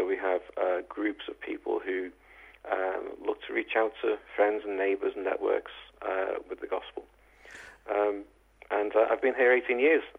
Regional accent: Liverpool, North West England, United Kingdom; accent: Scouse; I was born a mile away, yeah, in a place called Norris Green. I'm a Scouser, ministering to Scousers.

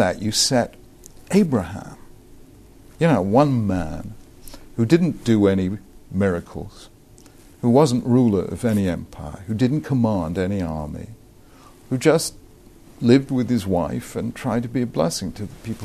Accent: Finchley, London, United Kingdom; St. Mary's Church of England Primary School and a secondary school in Finchley called Christ College. So I grew up in Christian schools

